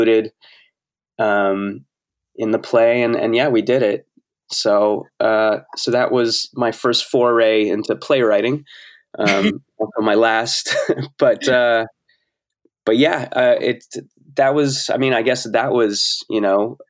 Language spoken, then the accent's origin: English; New Jersey, United States; I grew up in New Jersey and it was in close proximity to New York